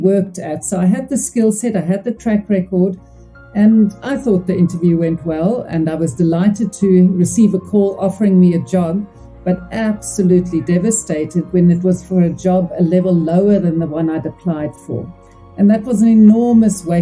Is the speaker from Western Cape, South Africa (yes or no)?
yes; Cape Town, Western Cape, South Africa; I'm from Cape Town, South Africa